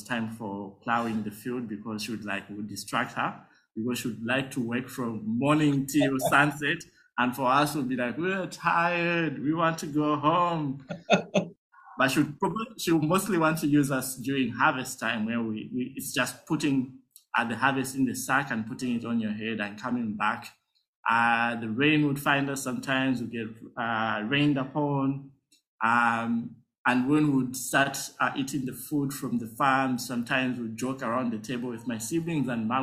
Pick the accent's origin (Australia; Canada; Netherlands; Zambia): Zambia; Lusaka, Lusaka Province; So I grew up in Lusaka. So I'm born and bred in Lusaka.